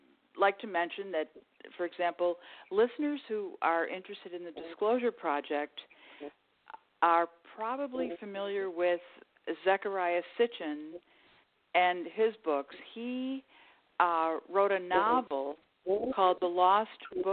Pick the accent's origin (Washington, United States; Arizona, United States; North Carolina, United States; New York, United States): New York, United States; Buffalo; 2 of us were born in New York. But then, of course, my parents returned to Buffalo when my father, when his time in the Navy was up